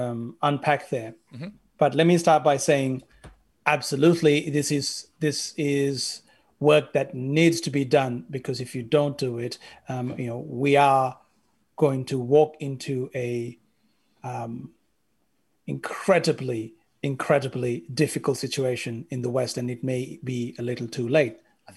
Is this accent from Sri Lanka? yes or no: yes; Sri Lanka; The majority of Sri Lankans are Sinhalese, and the largest minority are Tamil. I am from the Sinhalese majority, and it got me thinking, how many Tamil friends do I have?